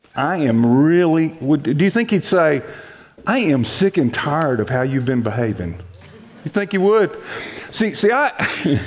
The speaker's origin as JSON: {"language": "English", "town": "Montgomery", "region": "Alabama", "country": "United States", "tie": "born or raised there", "moved": "yes", "lives_now": "Texas, United States", "said": "I'm actually from Alabama"}